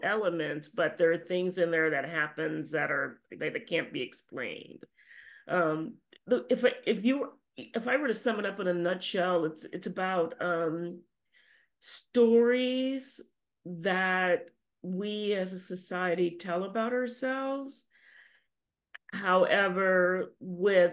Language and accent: English; Louisiana, United States; I grew up in Louisiana